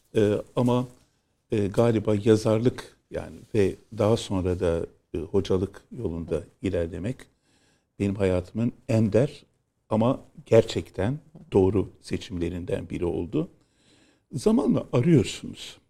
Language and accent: Turkish; Istanbul, Turkey; also born or lived in Moda, Istanbul; memleket neresi? dedi. İstanbul dedim